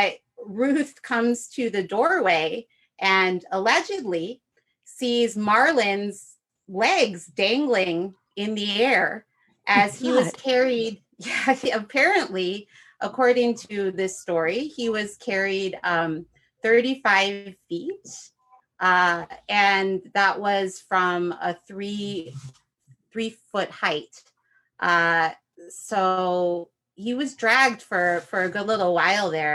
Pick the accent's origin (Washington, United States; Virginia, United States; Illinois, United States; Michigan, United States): Illinois, United States; Chicago; moved away; where I grew up in the Chicagoland area.